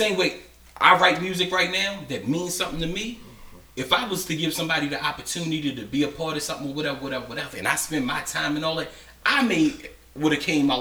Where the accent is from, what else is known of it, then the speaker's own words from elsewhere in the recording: Annapolis, Maryland, United States; I'm from Robinwood